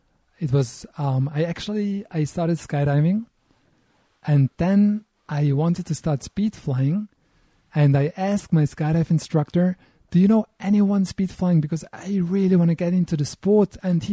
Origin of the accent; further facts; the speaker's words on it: Eschlikon, Thurgau, Switzerland; also born or lived in Istanbul, Turkey / Bern, Switzerland; now in Lauterbrunnen, Switzerland; I was born in Switzerland, not here in the valley. I was born close to the German border in a place called Eschlikon. That's close to the Lake of Constance.